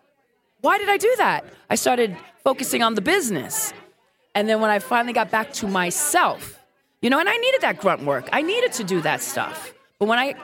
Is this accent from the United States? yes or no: yes; New York City, New York, United States; moved away as an adult; also born or lived in Puerto Rico (heritage); now in San Francisco, United States; I'm Brooklyn all day because I'm from Brooklyn, New York